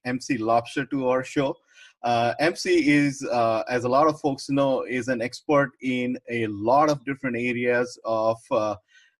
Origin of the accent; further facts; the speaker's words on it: India; now in United States; I came from India